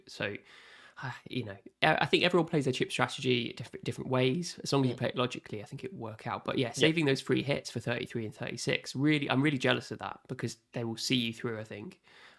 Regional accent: Southampton, South East England, United Kingdom; That's a really good point about the right mid spot because I am actually from Southampton. That's where I live.

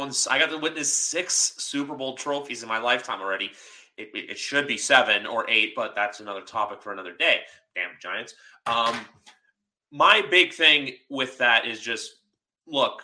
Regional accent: Canada; I'm Canadian.

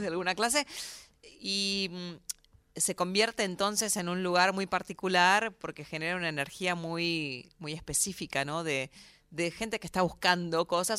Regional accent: Argentina; moved away as an adult; now in New York, United States; nosotros somos de acá

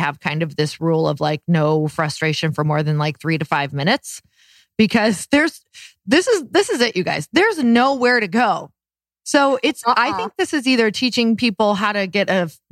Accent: Midwest, United States; moved away; growing up in the Midwest.

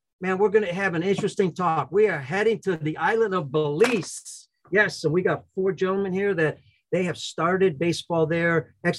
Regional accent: Chicago, Illinois, United States; I'm from Chicago and I grew up here.

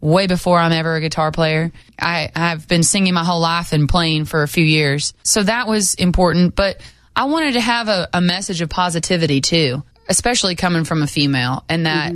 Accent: Lamar, Colorado, United States; I'm from Colorado, but I grew up 8 hours from Montrose

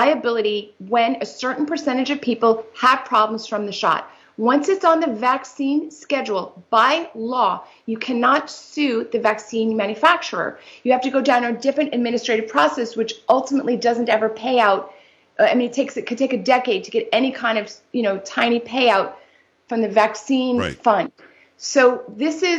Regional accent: New York City, New York, United States; I'm a native New Yorker

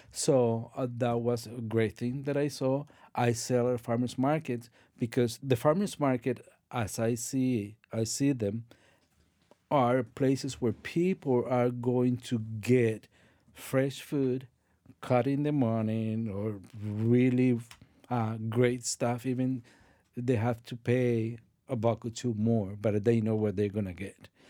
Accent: Colombia; moved away; I'm from Colombia

